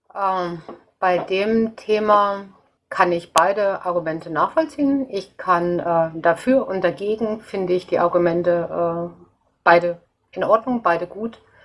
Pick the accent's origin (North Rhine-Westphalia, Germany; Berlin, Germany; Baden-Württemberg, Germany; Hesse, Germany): North Rhine-Westphalia, Germany; now in Munich, Germany; zu meiner Heimat habe ich jetzt leider erst äh, jetzt über Twitter äh, Kontakt bekommen, das wäre eben Nordrhein-Westfalen